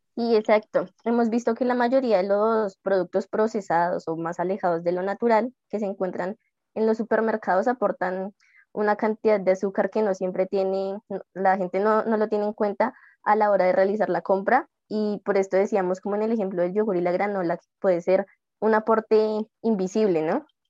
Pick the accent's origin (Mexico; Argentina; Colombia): Colombia; como colombianos somos criados en un país, entre comillas, dulcero